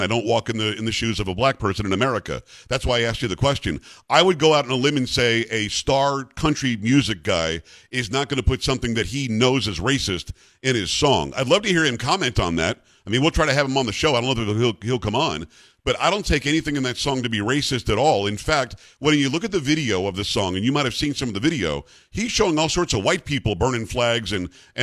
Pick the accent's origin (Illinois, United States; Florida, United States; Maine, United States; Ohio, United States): Florida, United States; South; also born or lived in New York; I grew up in South Florida, so I grew up in the South, although I'm from New York originally